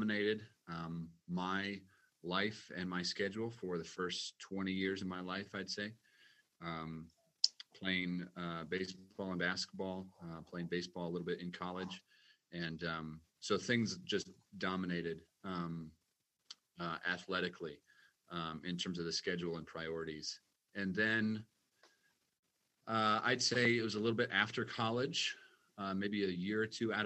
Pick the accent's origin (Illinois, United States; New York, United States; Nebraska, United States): Nebraska, United States; Omaha; now in Edgerton, United States; Born and raised in Omaha, Nebraska, and grew up in a lovely family